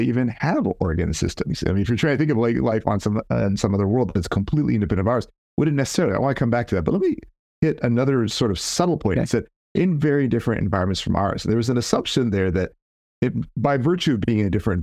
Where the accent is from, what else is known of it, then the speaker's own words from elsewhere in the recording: California, United States; I'm from California